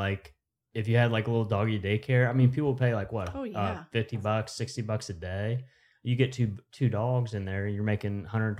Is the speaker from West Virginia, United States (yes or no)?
yes; West Virginia, United States; We can say do good because we're from West Virginia.